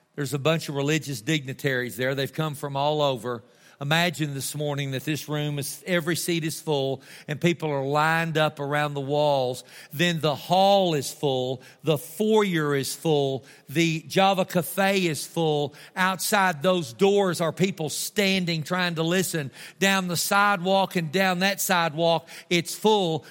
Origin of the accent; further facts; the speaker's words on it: Tulia, Texas, United States; I'm from Tulia